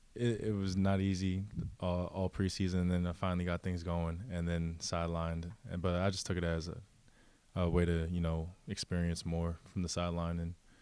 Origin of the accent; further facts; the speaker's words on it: Franklin, Massachusetts, United States; Yeah, because I never really grew up in the Boston area too much. I bounced around a lot as a kid, so I would mainly just say I'm from Massachusetts.